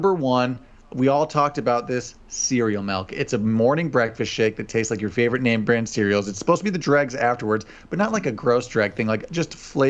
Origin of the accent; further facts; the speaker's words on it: Iowa, United States; We're from Iowa.